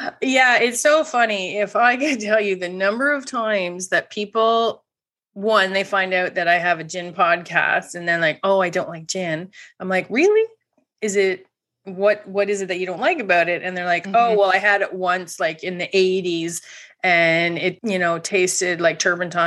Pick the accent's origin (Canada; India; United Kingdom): Canada; as a Canadian